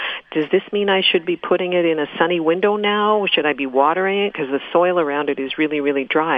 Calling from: Winnipeg, Manitoba, Canada

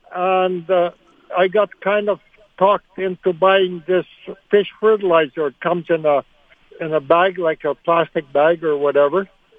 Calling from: Arbor, Manitoba, Canada; Arbor, Manitoba.

